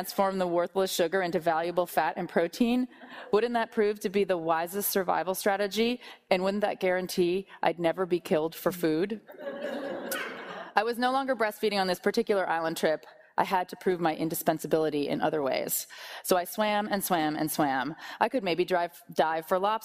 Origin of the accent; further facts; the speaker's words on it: Portland, Maine, United States; moved away; So I grew up in Portland, Maine